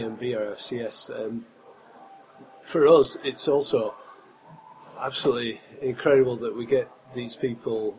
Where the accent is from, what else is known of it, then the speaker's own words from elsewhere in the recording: Blackburn, North West England, United Kingdom; moved away; also born or lived in Japan; And now I'm from Blackburn